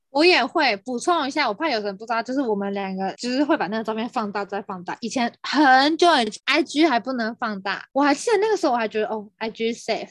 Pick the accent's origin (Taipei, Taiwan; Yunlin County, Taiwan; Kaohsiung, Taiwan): Taipei, Taiwan; 我大学的时候是，不是在台北念书，对于我来说，我已经在台北生活了将近二十年